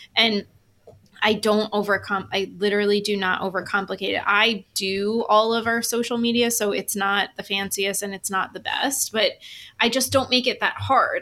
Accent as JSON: {"language": "English", "region": "New York", "country": "United States", "said": "I'm from New York. I'm Italian"}